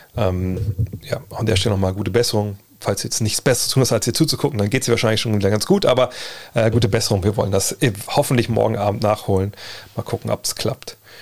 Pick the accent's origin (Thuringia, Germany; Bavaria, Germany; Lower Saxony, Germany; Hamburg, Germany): Lower Saxony, Germany; Wolfsburg; ich bin auch zurück in meiner Heimat in Wolfsburg